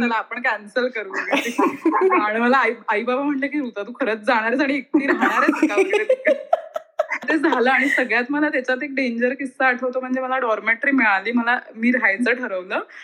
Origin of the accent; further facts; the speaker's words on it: Miraj, Maharashtra, India; moved away as an adult; also born or lived in Pune; now in Germany; मी मूळची ऍक्च्युली मिरजेची आहे बऱ्याच लोकांना कदाचित माहिती नसेल पण सांगलीच्या जवळ एक मिरज नावाचं गाव